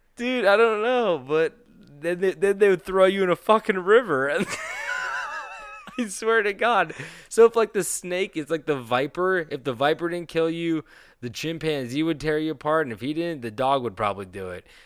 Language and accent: English; Petaluma, California, United States; That brewery is in my hometown